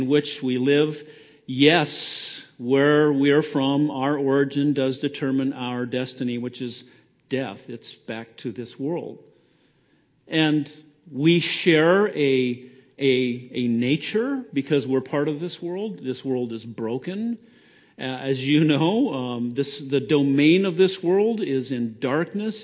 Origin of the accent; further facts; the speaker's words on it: Idaho, United States; I came from Idaho. I'm an Idahoan by birth, Idaho spud